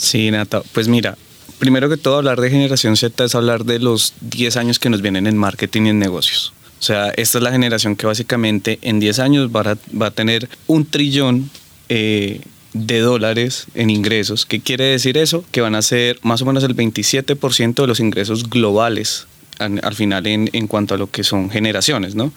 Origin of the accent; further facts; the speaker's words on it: Colombia; Nosotros somos una cultura colombiana muy arraigada